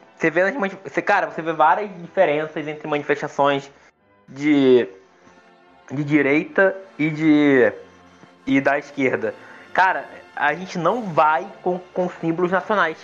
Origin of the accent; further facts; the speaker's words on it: Nova Iguaçu, Rio de Janeiro, Brazil; eu sou de Nova Iguaçu, né?